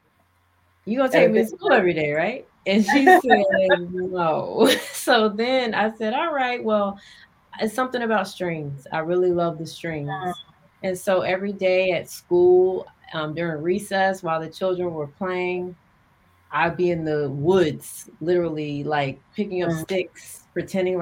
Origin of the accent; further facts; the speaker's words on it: Marietta, Georgia, United States; also born or lived in North Carolina / New York / overseas; I was born in North Carolina. Okay. I was raised in Georgia, in Marietta to be exact